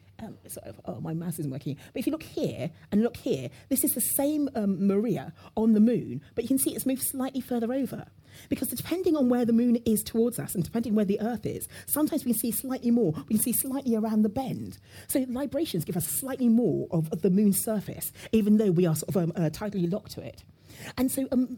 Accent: London, United Kingdom; my father moved to the UK, and I was brought up in London

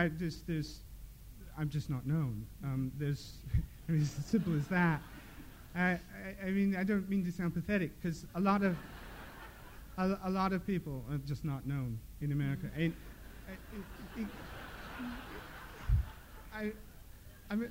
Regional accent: Midwest, United States; moved away; also born or lived in the Dales; I grew up in the Midwest

